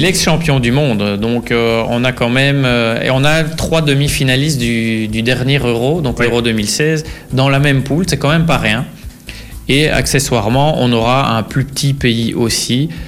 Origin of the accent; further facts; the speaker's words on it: Belgium; nous, en tant que Belges